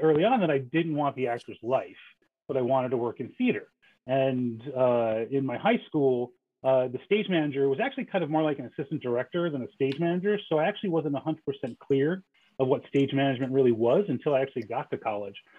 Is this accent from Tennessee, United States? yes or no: no; New Jersey, United States; I grew up in New Jersey